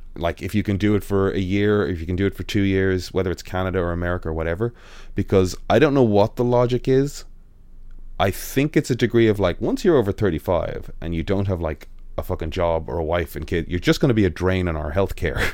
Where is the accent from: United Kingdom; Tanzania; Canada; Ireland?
Ireland; Dublin, Leinster; I'm from Dublin